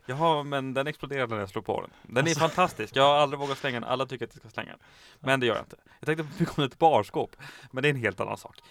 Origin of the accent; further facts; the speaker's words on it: Kiruna, Norrbotten County, Sweden; jag kommer ju från Kiruna